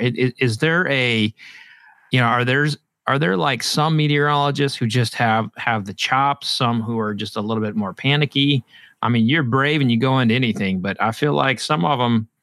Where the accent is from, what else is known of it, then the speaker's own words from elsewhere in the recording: Oklahoma, United States; now in Louisville, United States; I grew up in Oklahoma